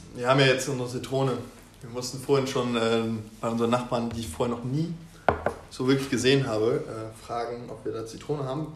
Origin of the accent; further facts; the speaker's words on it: Osnabrück, Lower Saxony, Germany; now in Hanover, Germany; ich komme aus Osnabrück ursprünglich